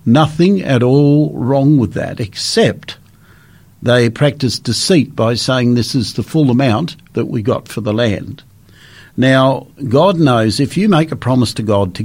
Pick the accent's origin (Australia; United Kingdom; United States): Australia; I was born and bred in Australia